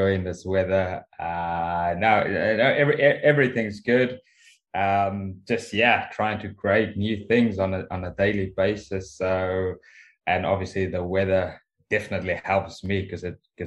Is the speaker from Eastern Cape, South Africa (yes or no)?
no; Cape Town, Western Cape, South Africa; moved away as an adult; now in England; born and raised in Cape Town. Left Cape Town at about 23